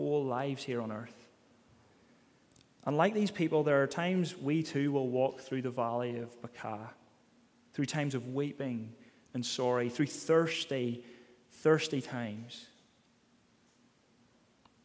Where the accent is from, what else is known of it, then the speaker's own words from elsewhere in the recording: Ballymena, Northern Ireland, United Kingdom; accent: Ballymena; the way I say it in my Balamine accent